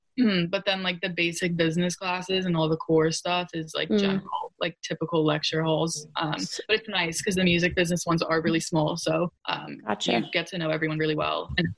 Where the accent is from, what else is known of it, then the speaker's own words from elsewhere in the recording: New York, United States; I'm such a New Yorker at heart